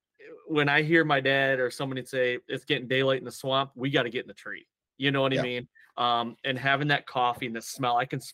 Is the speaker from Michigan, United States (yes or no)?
yes; Michigan, United States; so I grew up in Michigan in a heavy tradition, deer hunting tradition, state.